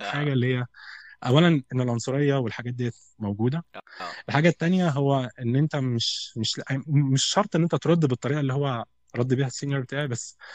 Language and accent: Arabic; Egypt; فبقول له انا من مصر وانت منين؟